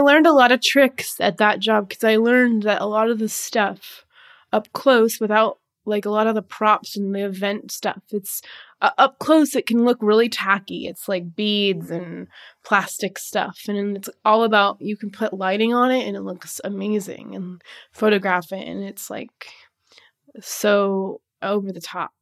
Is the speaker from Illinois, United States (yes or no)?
no; Seattle, Washington, United States; moved away as an adult; now in Portland, United States; moved to Portland from Seattle, that, which was my hometown